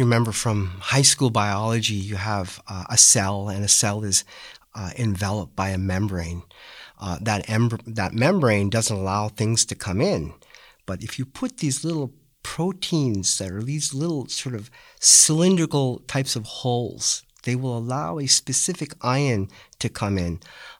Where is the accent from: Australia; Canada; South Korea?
Canada; Western Canada; Yeah, so I grew up in Western Canada.